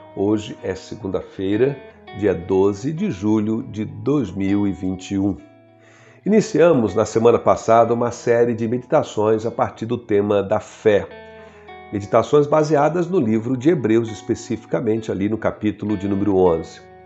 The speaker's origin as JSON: {"language": "Portuguese", "region": "Rio de Janeiro", "country": "Brazil", "tie": "born or raised there", "said": "eu sou natural do estado do Rio de Janeiro"}